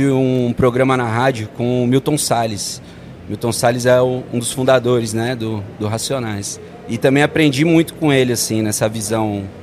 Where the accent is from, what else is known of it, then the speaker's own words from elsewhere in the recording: Guarulhos, São Paulo, Brazil; Sou lá de Guarulhos.